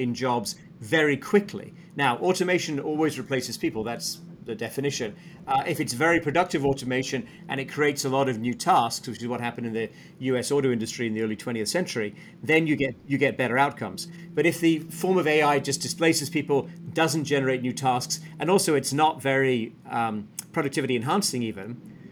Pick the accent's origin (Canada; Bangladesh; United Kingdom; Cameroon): United Kingdom; Sheffield, Yorkshire and the Humber; moved away as an adult; I'm from Sheffield in the north of England, Rob, and I left as a young man